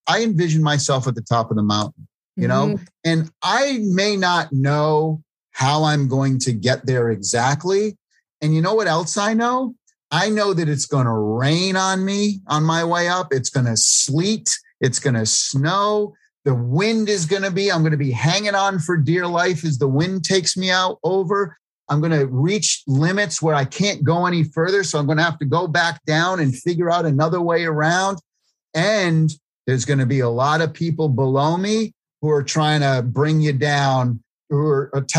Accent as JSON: {"language": "English", "region": "East Coast", "country": "United States", "tie": "born or raised there", "said": "East Coast Italian, growing up in the East Coast"}